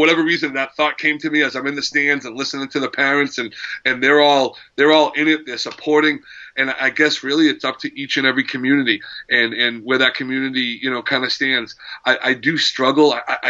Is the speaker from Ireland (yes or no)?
no; Lawrence, Massachusetts, United States; now in Methuen, United States; growing up in Lawrence Lancers, it was, you know, kind of a benign name, but you know, you definitely had Lancer pride. Now living in Methuen and with my kids growing up here